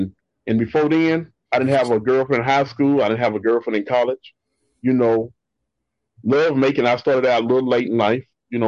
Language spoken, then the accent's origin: English; Moody, Texas, United States; moved away as an adult; now in Dallas, United States; From a town called Moody. It's in Central Texas, on the other side of Waco.